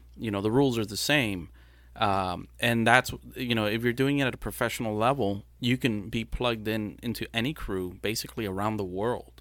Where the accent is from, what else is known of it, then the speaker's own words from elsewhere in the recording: Brownsville, Texas, United States; first language Spanish; English is a second language; also born or lived in Matamoros, Mexico; I was born in Brownsville, and then within a month or two, I was in Matamoros